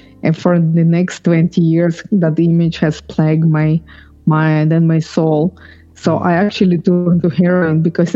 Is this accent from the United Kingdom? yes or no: no; Ukraine; moved away; I am from Ukraine, but I was born when it was USSR.